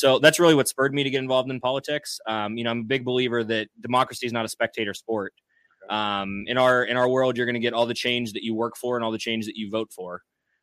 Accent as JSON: {"language": "English", "town": "Hubbard", "region": "Ohio", "country": "United States", "tie": "born or raised there", "also_born_or_lived": "Mahoning County, Ohio", "lives_now": "Boardman, United States", "said": "I grew up in Trumbull County. We moved around a little bit, but I graduated from Hubbard"}